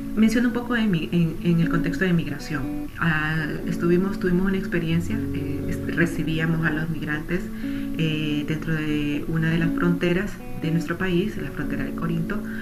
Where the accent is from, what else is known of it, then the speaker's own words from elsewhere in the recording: Honduras; hondureña que soy